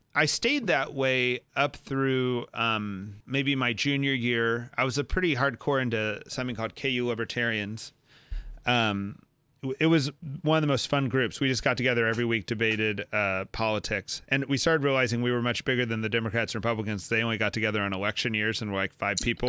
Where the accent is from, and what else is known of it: Texas, United States; born or raised there